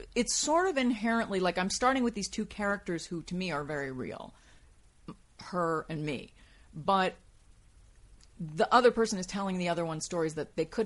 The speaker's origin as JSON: {"language": "English", "town": "New York City", "region": "New York", "country": "United States", "tie": "born or raised there", "said": "growing up in New York City was a factor in my formation"}